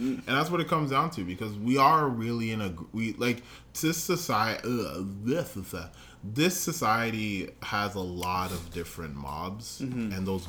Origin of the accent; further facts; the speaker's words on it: Canada; We're Canadian.